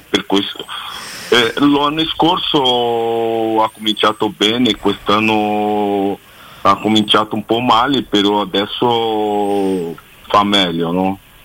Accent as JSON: {"language": "Italian", "region": "São Paulo", "country": "Brazil", "tie": "born or raised there", "also_born_or_lived": "Germany / Rome", "second_language": "Italian", "moved": "as an adult", "said": "io sono a San Paolo, sono nato a San Paolo"}